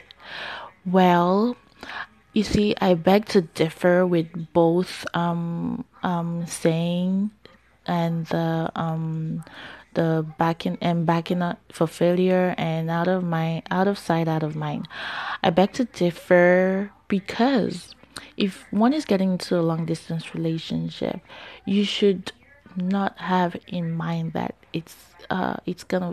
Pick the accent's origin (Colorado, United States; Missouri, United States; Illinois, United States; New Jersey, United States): New Jersey, United States; also born or lived in New York; I'm from Jersey